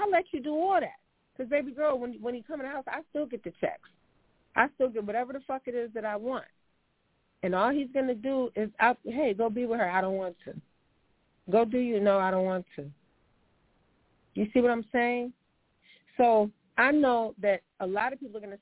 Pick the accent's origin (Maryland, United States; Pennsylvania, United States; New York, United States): New York, United States; also born or lived in California; I'm a New Yorker, I'm a New York girl